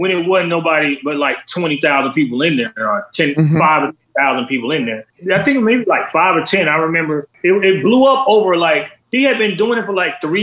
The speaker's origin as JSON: {"language": "English", "town": "Atlanta", "region": "Georgia", "country": "United States", "tie": "born or raised there"}